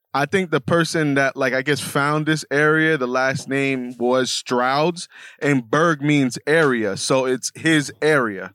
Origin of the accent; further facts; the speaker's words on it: New York City, New York, United States; I'm just a Bronx nigga with, uh, Bronx building in the background